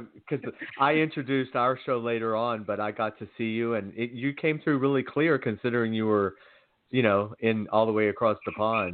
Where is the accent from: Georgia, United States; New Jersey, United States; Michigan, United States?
Georgia, United States; moved away as an adult; now in Los Angeles, United States; Well, I'm born and raised in Georgia, so I'm really tough on the accent